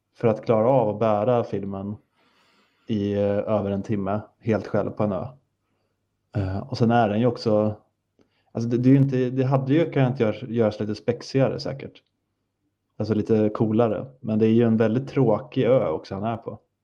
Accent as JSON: {"language": "Swedish", "country": "Sweden", "said": "jag är svensk"}